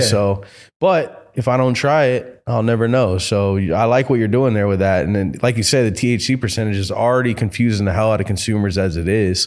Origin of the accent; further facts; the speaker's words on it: Florida, United States; moved away; I'm from Florida